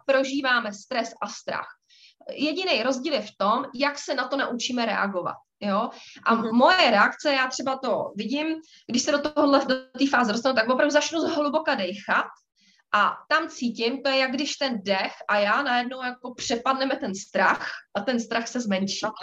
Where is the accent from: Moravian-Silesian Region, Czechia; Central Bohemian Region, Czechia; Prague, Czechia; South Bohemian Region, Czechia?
Prague, Czechia; my jsme z Prahy